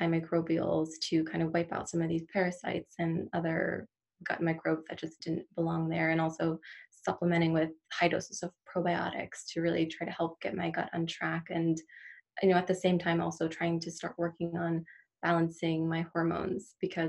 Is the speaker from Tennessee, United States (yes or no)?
no; Maryland, United States; moved away as an adult; now in Michigan, United States; I'm from Maryland originally. That's where I grew up and that's where I went to school